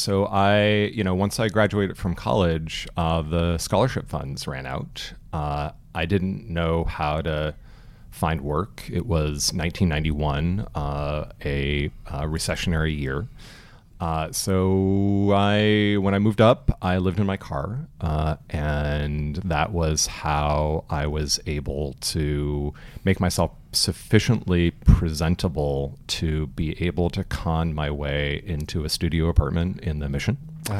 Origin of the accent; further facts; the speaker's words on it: Westminster, California, United States; also born or lived in Lynwood; I was born in Linwood, which is in South Central LA, and I grew up in Little Saigon in Orange County.